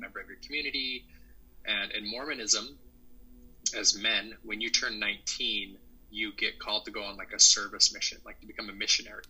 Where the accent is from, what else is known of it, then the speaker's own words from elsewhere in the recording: Salt Lake City, Utah, United States; moved away; also born or lived in Centreville, Virginia; I grew up in Salt Lake City, Utah